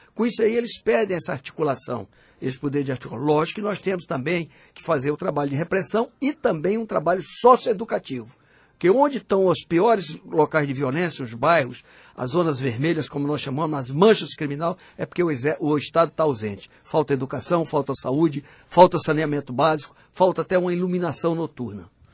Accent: Northeast Region, Brazil; moved away; also born or lived in Teresina; nós que somos nordestinos, e temos orgulho de ter nascido nessa região.

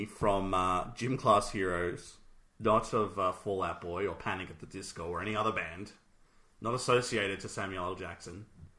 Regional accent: Australia; We're Australian

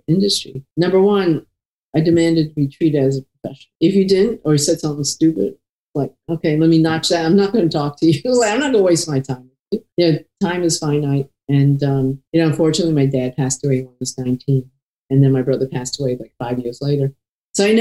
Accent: New York, United States; I grew up in New York

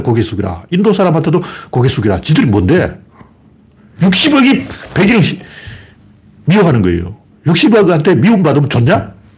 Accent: Gyeongsang, South Korea; accent: Gyeongsang dialect; 나도 사투리 쓰는데 어, 나도 경상도 사투리 쓰니까

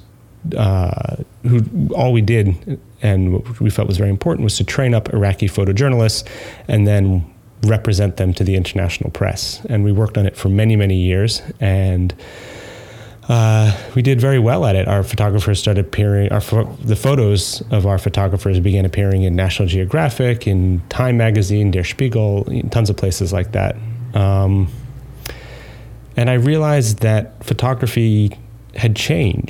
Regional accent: New York, United States; moved away as an adult; also born or lived in Manchester, England; And you can tell by my accent that I'm not from there. I'm from New York

